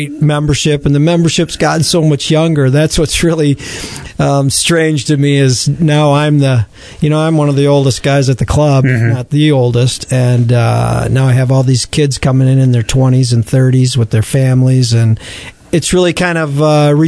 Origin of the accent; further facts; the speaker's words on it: East Lansing, Michigan, United States; I grew up in East Lansing, and went to Okemos High School and played golf in high school